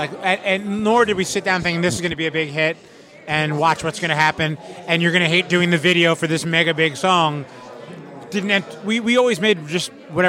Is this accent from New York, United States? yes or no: yes; New York, United States; moved away; also born or lived in South Florida; I'm from New York originally.